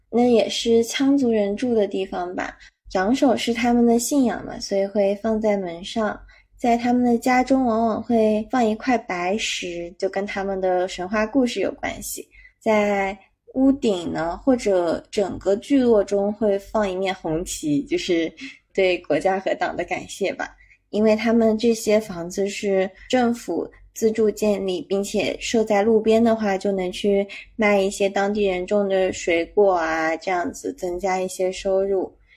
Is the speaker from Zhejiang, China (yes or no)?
yes; Zhejiang, China; “你是从哪里来的？”我说：“从浙江。”